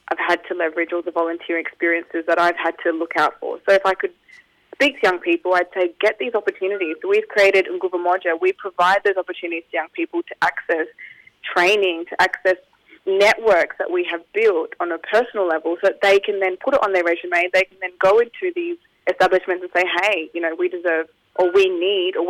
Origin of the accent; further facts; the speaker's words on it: Tanzania; now in Australia; I am originally from Tanzania, East Africa.